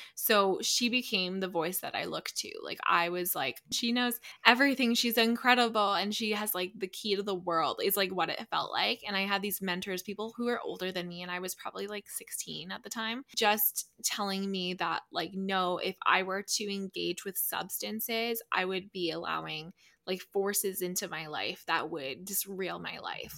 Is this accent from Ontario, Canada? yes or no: no; Calgary, Alberta, Canada; I grew up in Calgary, Alberta.